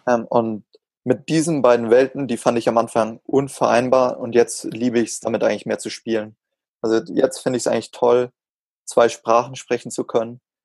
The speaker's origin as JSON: {"language": "German", "town": "Augsburg", "region": "Bavaria", "country": "Germany", "said": "bei uns in Augsburg in der City Galerie"}